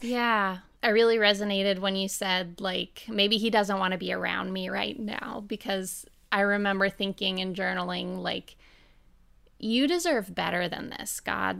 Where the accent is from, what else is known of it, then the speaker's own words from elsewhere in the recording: Oregon, United States; now in Nashville, United States; I was born and raised in Oregon in a really beautiful community on the dry side of the state.